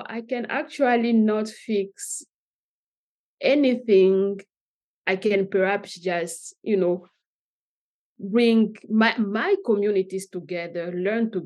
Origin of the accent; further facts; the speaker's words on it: DR Congo; moved away as an adult; also born or lived in Katanga / Likasi / Lubumbashi / Kinshasa; now in United States; I grew up in Katanga between Likasi and Lubumbashi, but I moved to Kinshasa some years after that. So I continued to grow up in Kinshasa, and then I moved here